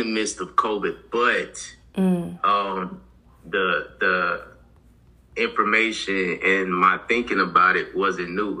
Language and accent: English; North Carolina, United States; moved away as an adult; also born or lived in Atlanta; I'm originally from North Carolina, the 910 area. Not too far from where J. Cole is from. So a lot of people know about Vietnam or Fayetteville, so I'm near that area.